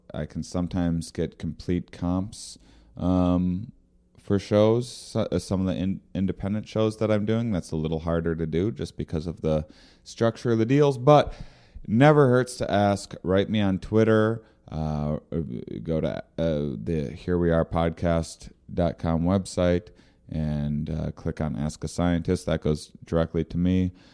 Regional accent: near Rochester, Minnesota, United States; moved away; Rochester, Minnesota, near my hometown

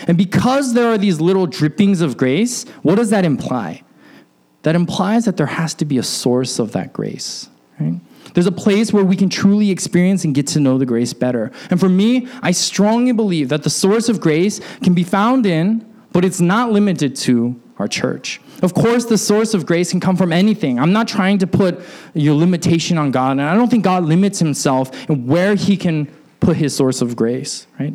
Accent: Alaska, United States; when I was growing up in Alaska

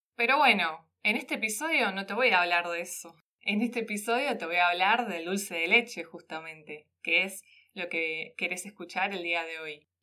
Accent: Argentina; el orgullo que tenemos los argentinos y argentinas

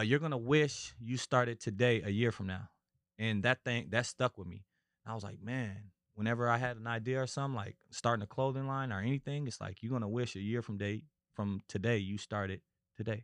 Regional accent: Minneapolis, Minnesota, United States; moved away as an adult; also born or lived in California; I'm originally from Minis-, Minnesota, Minneapolis, Minnesota

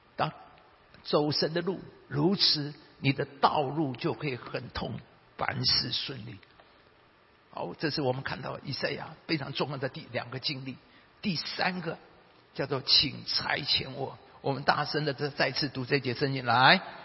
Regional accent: Taiwan; 我们台湾人的背景

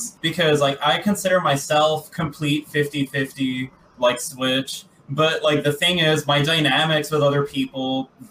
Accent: Texas, United States; I grew up in Texas

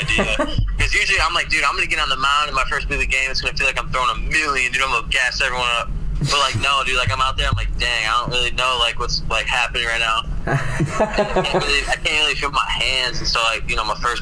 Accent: Northwest Indiana, United States; I'm from Northwest Indiana, like Chicagoland area

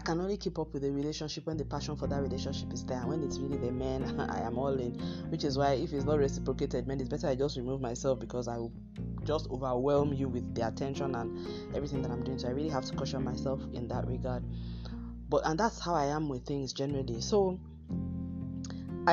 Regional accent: Nigeria; my home country, Nigeria, where I'm broadcasting from

